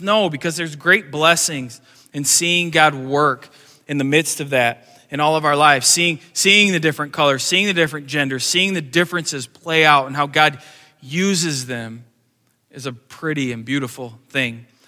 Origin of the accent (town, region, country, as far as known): United States